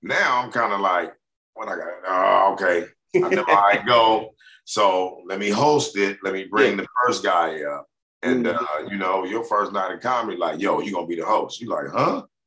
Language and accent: English; Compton, California, United States; I'm originally from Compton